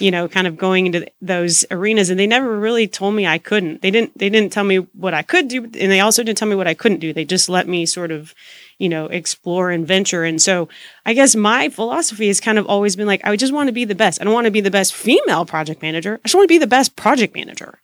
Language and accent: English; Deep South Texas, United States; also born or lived in Boston; I am a born and raised Texan. Um, I grew up in Deep South Texas